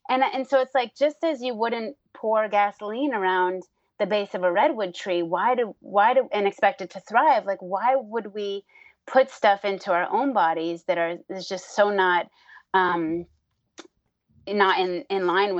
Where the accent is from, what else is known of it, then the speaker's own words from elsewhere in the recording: New Hampshire, United States; I grew up in New Hampshire and in nature